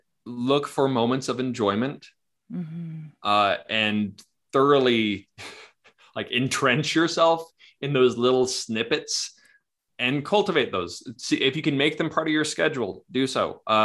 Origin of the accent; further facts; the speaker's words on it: Kamloops, British Columbia, Canada; also born or lived in Missouri (parents); now in Utah, United States; British Columbia, Kamloops.